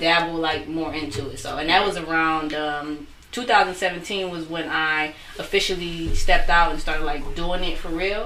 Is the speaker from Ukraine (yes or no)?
no; Taylor, Michigan, United States; also born or lived in Detroit, Michigan; I'm from Detroit, but I grew up in Taylor, actually